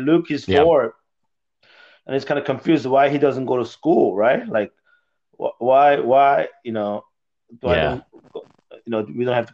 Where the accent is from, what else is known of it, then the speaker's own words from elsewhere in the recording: Seoul, South Korea; moved away; also born or lived in Texas; I was born in Seoul, Korea.